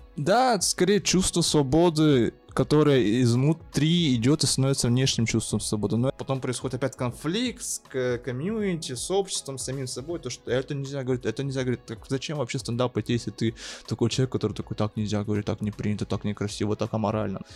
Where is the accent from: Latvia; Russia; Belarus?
Russia; Yakutsk, Sakha Republic; moved away as an adult; now in Moscow, Russia; я родился в Якутске, живу в Москве полтора года, не по своей воле